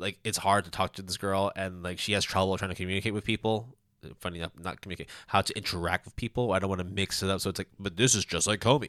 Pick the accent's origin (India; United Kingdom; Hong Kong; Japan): Hong Kong; moved away; also born or lived in Canada; I'm Canadian, uh, I, I grew up in Hong Kong